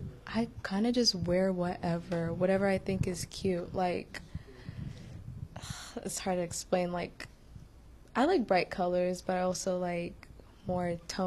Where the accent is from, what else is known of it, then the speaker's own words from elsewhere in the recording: Ethiopia; now in United States; I'm from Ethiopia, and that's like it's always like sunshiny, like sun's always out there